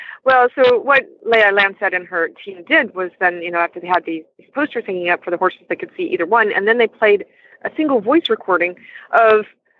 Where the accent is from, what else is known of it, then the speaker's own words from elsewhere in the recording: Texas, United States; accent: Texan; moved away as an adult; now in Tours, France; I've kind of lost the Texan accent. Yes, I grew up in Texas near Dallas, and then I moved to France 22 years ago and was staying in Paris for a long time.